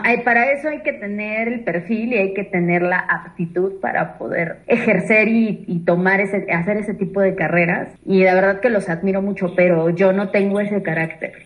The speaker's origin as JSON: {"language": "Spanish", "region": "Mexico City", "country": "Mexico", "moved": "yes", "lives_now": "Cholula, Mexico", "said": "Yo soy originalmente de la Ciudad de México, soy chilanga"}